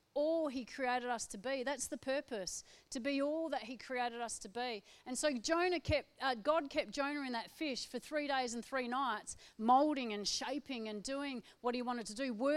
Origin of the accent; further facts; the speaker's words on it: Perth, Western Australia, Australia; I'm from Perth, a city girl